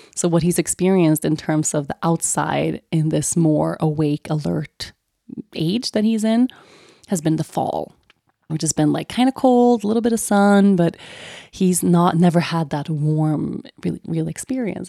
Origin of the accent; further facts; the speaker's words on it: Sweden; moved away; growing up in Sweden